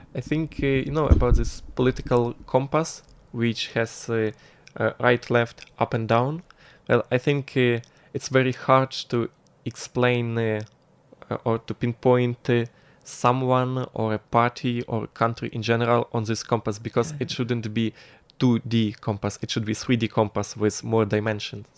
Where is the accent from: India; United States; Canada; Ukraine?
Ukraine; Lviv, Lviv Oblast; moved away as an adult; now in Taiwan; in Ukraine, I'm from lovely historical city which is called Lviv. It's western Ukraine, and it's really, really close to the border with Poland.